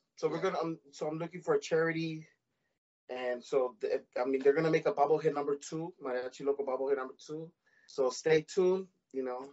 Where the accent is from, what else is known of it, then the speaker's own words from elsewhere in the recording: Los Angeles, California, United States; I was born and raised in Boyle Heights. I still live here uh, 323 area code